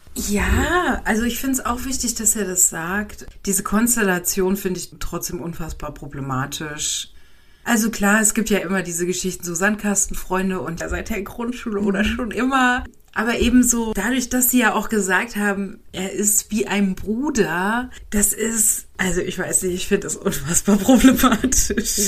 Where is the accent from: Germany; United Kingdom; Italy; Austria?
Germany; now in Switzerland; als Deutscher.